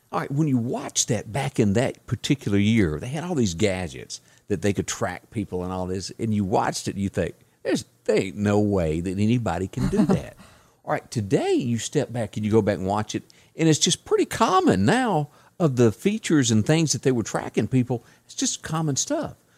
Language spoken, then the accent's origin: English; Deep South, United States; I'm from the deep South, but I'm an American